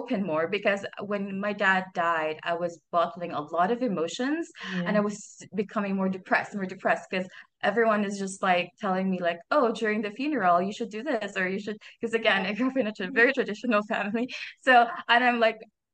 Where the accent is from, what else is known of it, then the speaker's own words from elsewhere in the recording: Philippines; I am from Philippines